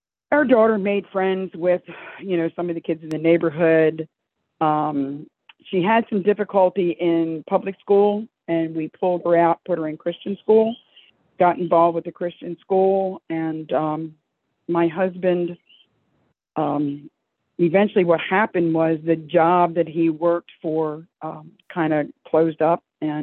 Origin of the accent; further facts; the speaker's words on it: Dundalk, Maryland, United States; moved away as an adult; also born or lived in California; I grew up in Dundalk. I'm a Dundalk girl.